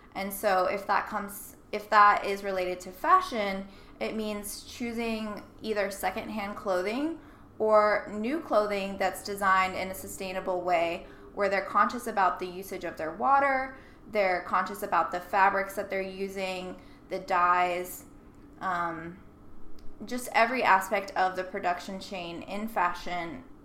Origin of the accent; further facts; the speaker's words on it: Nashville, Tennessee, United States; I grew up in Nashville